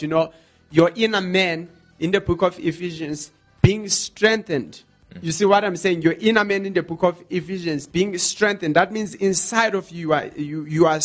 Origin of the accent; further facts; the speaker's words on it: South Africa; as a South African people